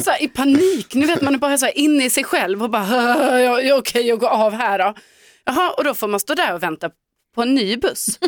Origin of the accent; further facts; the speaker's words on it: Skåne, Sweden; jag som skåning